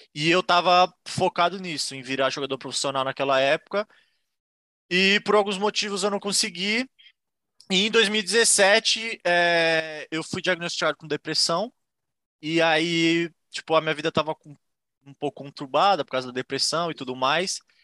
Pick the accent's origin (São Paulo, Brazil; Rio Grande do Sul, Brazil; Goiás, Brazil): São Paulo, Brazil; Santos; moved away as an adult; now in Ireland; eu sou de Santos, São Paulo